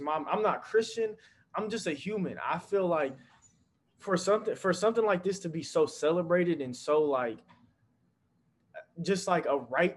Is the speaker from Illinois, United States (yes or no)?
no; North Las Vegas, Nevada, United States; I'm from North Las Vegas.